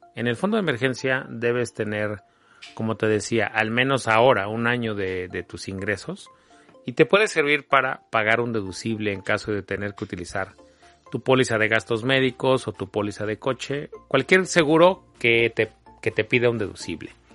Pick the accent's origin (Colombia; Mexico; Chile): Mexico; como mexicanos